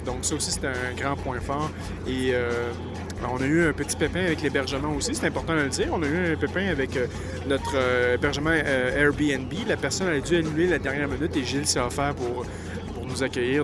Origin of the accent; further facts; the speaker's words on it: Quebec, Canada; on est des Québécois, des cousins français